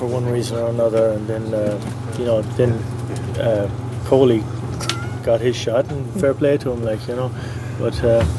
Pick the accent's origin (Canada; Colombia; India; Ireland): Ireland; County Mayo, Connacht; moved away as an adult; also born or lived in United States; I'm originally from County Mayo.